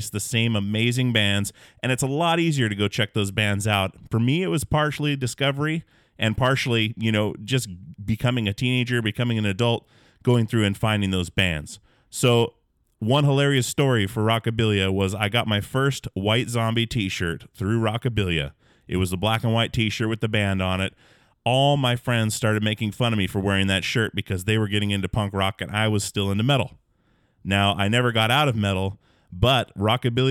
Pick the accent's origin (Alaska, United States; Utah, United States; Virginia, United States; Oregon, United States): Alaska, United States; born or raised there